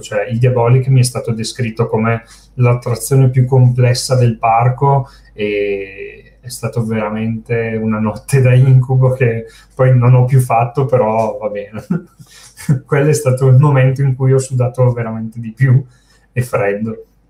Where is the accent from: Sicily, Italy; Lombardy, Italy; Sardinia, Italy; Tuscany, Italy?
Lombardy, Italy; Brescia; io sono di Brescia